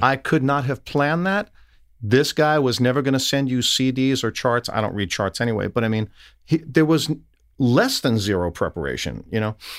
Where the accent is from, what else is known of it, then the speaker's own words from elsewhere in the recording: New York, United States; I'm an Italian from New York